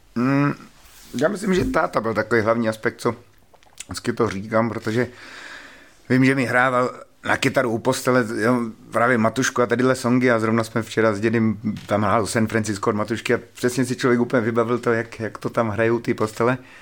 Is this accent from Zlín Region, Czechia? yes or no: no; Ostrava, Moravian-Silesian Region, Czechia; jsem z Ostravy. Proskovic, to je taková výzka, výzka na periferii, no, Ostravy.